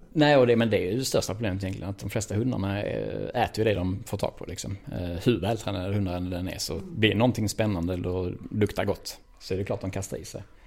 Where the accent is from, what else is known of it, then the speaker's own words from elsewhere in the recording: Malmö, Skåne, Sweden; född och uppväxt i Malmö